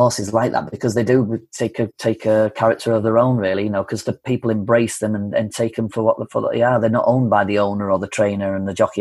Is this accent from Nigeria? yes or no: no; Yorkshire and the Humber, United Kingdom; growing up in North Yorkshire, you don't go to film school.